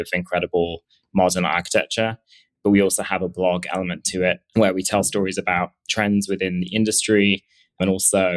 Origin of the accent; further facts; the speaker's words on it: England, United Kingdom; moved away as an adult; also born or lived in Edinburgh / London; now in New York, United States; I originally am from England